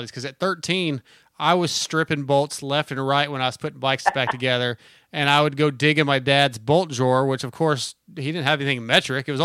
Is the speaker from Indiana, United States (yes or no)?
no; San Diego, California, United States; born there; also born or lived in Hawaii; My dad was in the Navy, so I, I was born in San Diego